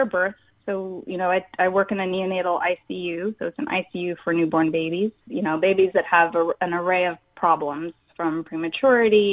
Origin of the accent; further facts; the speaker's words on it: Houston, Texas, United States; I was growing up in Houston, Texas, and they have a huge medical center there.